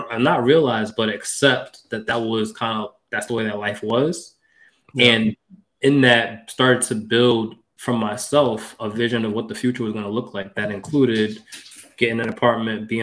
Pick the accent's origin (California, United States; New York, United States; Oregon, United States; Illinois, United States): New York, United States; Mount Vernon; I grew up in Mount Vernon, New York. That's in Westchester County, 4 square miles